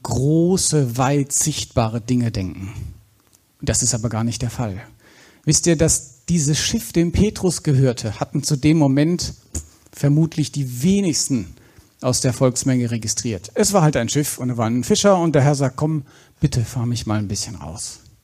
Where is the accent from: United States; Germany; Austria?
Germany; Black Forest, Baden-Württemberg; im Schwarzwald, wo ich herkomme